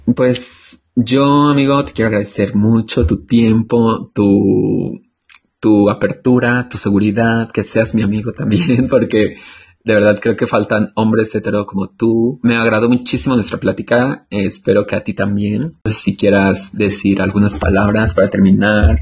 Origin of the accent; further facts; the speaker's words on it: Mexico; al menos yo hablo por México